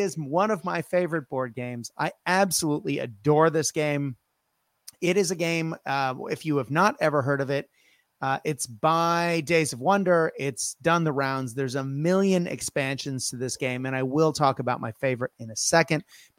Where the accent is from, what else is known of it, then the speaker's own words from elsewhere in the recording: Tokyo, Japan; as I grew up in Japan, in particular, I'm a Tokyo boy, it's really fun for me to then be like, oh, I used to live there